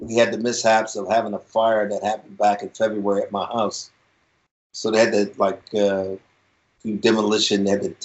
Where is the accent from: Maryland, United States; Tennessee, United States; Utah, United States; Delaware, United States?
Maryland, United States; Baltimore; I was born and raised right here in Baltimore, right on the east side of Baltimore